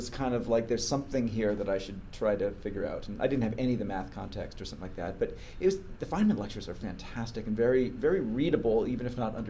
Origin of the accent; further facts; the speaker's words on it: United Kingdom; born there; Born in the UK, American parents. Moved around a lot and really struggled in school as a kid.